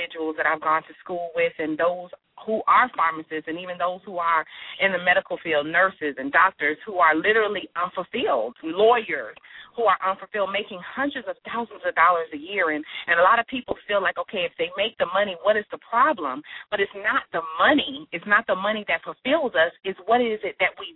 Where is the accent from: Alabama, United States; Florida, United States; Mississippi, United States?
Florida, United States; Miami; I am originally from Miami, Florida, and after graduating high school